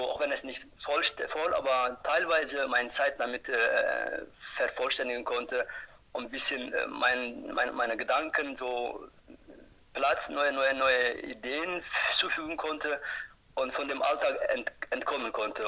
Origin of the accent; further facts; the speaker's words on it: Turkey; German is a second language; moved away as an adult; now in Germany; Ich komme ursprünglich aus der Türkei